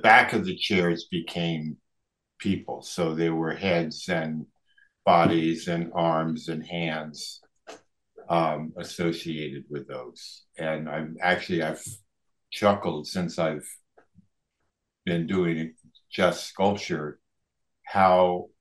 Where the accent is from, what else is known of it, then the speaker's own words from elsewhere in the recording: D.C., District of Columbia, United States; now in Mendocino County, United States; I grew up outside of Washington, D.C.